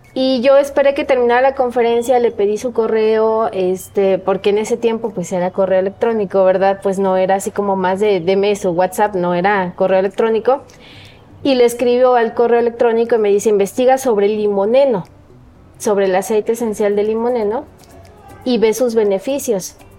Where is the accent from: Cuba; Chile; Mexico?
Mexico; Coatepec, Veracruz; orgullosamente cuatepecana. Eh, me siento muy, muy bendecida de haber nacido en esa tierra. Este, y pues ahí transcurrió, ha transcurrido toda mi vida